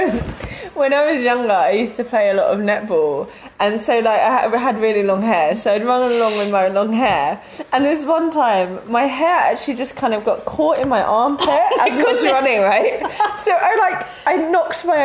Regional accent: London, United Kingdom; I'm being a Londoner

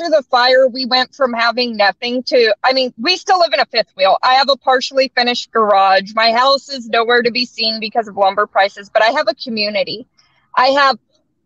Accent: Northern California, United States; moved away; I'm from Northern California

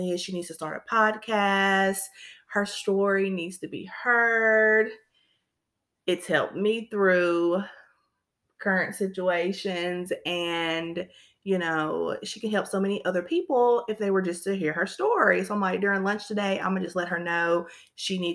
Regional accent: Shelbyville, Tennessee, United States; I'm born and raised in Shelbyville, Tennessee.

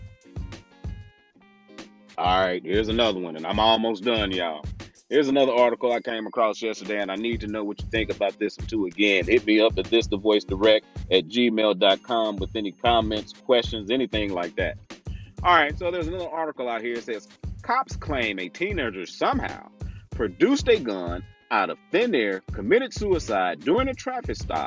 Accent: Kansas City, Missouri, United States; moved away as an adult; now in Dallas, United States; Yes, I was born and raised in Kansas City, Missouri

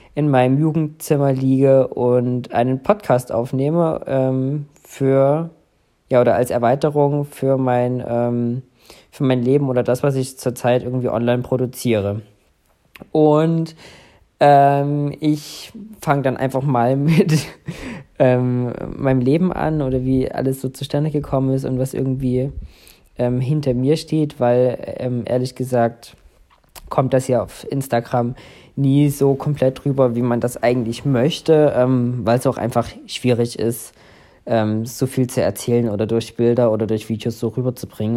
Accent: Saxony, Germany; so bin ich dann letztendlich hier in Sachsen groß geworden

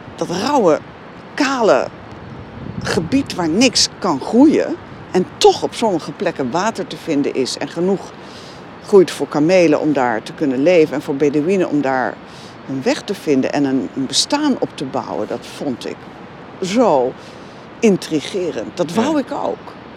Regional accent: Veluwe, Gelderland, Netherlands; ik kom van de Veluwe. Dus daar hadden we heide, bos, heel veel ruimte om te spelen

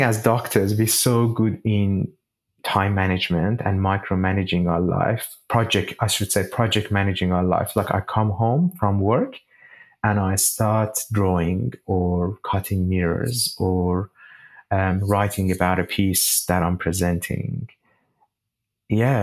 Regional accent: Shiraz, Fars, Iran; moved away as an adult; now in Sydney, Australia; the sky of my hometown, Shiraz

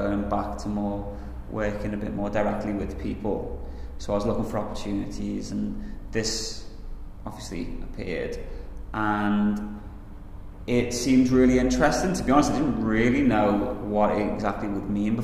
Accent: Liverpool, North West England, United Kingdom; I'm from Liverpool

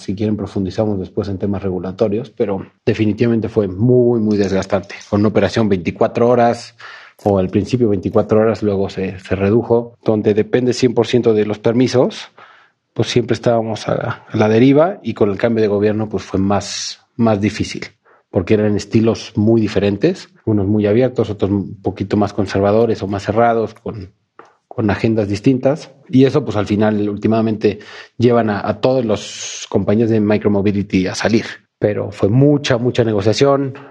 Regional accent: Mexico City, Mexico; en mi país, en mi ciudad

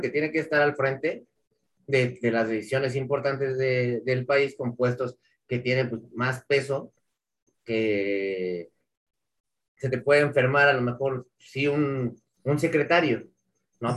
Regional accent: Mexico; Como, mexicano

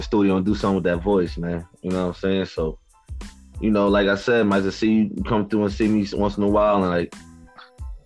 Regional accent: New Haven, Connecticut, United States; also born or lived in Waterbury, Connecticut; I was born in Waterbury, grew up in New Haven, went to Lincoln Bassett, you know what I'm saying, elementary and on up

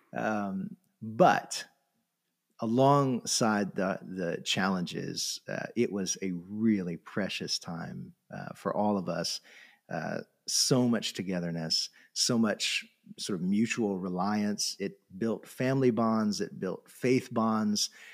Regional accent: Florida, United States; moved away; I grew up in Florida on the coast

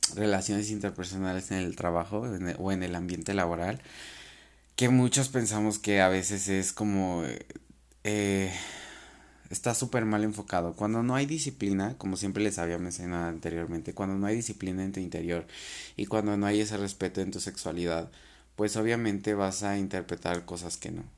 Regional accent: Mexico; tenemos la costumbre como cultura mexicana

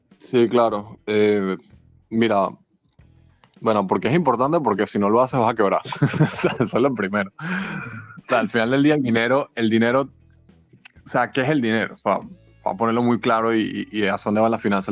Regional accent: Caracas, Capital District, Venezuela; moved away as an adult; now in Mexico City, Mexico; yo soy de Caracas, llegué hace tres meses

